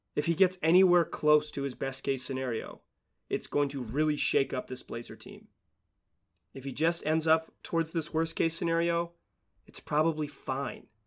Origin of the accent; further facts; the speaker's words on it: Chapel Hill, North Carolina, United States; I am born and raised in Chapel Hill, North Carolina